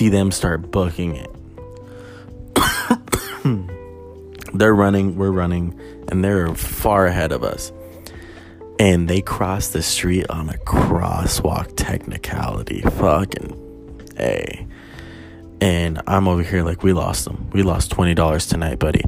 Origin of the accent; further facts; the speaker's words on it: Albuquerque, New Mexico, United States; I'm from Albuquerque